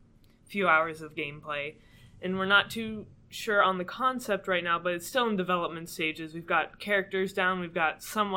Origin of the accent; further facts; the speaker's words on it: Illinois, United States; moved away as an adult; now in New Hampshire, United States; I'm from Illinois.